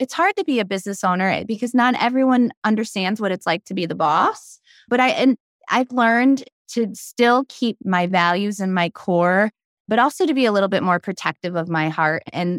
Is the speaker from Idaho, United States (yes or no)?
no; Brockport, New York, United States; I grew up in a small town in Western New York, about 25 minutes away from Rochester, Brockport, New York.